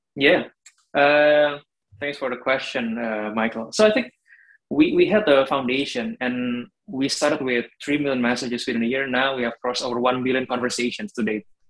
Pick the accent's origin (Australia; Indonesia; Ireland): Indonesia; moved away as an adult; also born or lived in Germany